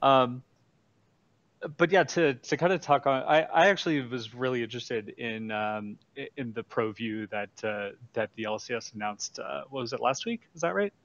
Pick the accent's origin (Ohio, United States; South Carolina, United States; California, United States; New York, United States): California, United States; San Francisco Bay Area; now in Irvine, United States; my roots of the uh, San Francisco Bay Area